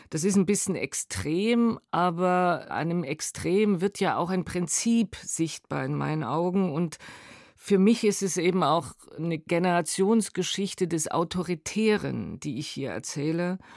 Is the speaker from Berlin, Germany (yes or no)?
no; Dresden, Saxony, Germany; Dresden, Teil der Ahnungslosen. Ich sehe mich mit weißem Pionierhemd, mit blauem FDJ-Hemd.